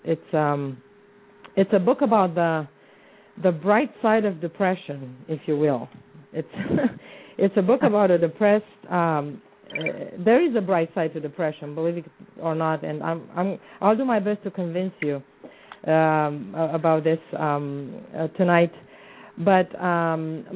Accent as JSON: {"language": "English", "region": "Bucharest", "country": "Romania", "tie": "born or raised there", "moved": "as an adult", "lives_now": "Arizona, United States", "said": "I was born and raised in the Balkans"}